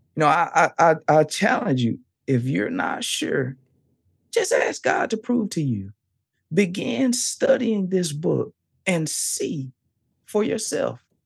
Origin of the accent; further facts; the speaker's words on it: the South, United States; I'm from the South. I'm from the South.